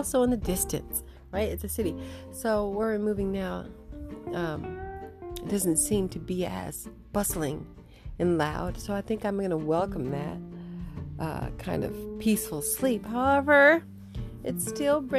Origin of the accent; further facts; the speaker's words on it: United States; moved away as an adult; now in Vancouver, Canada; I'm originally from America